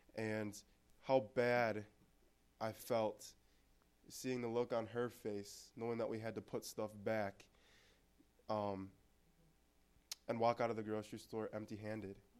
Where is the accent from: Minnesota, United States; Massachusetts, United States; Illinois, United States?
Minnesota, United States; Anoka; born or raised there; also born or lived in Texas